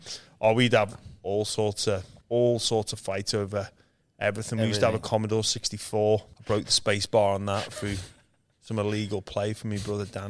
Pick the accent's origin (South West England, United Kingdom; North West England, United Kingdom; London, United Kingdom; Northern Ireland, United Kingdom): North West England, United Kingdom; Liverpool; moved away as an adult; I was born in Liverpool, England, where there's no rugby league. I'm one of seven kids, so yeah, it was a busy household growing up.